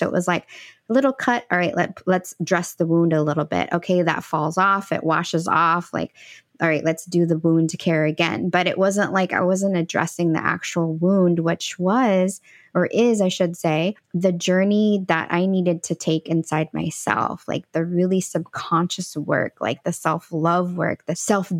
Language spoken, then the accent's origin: English; El Salvador; born there; moved away; oh, I was born in El Salvador. Oh, cool. Like, when did your family come here? And I'm like, well, it was just me.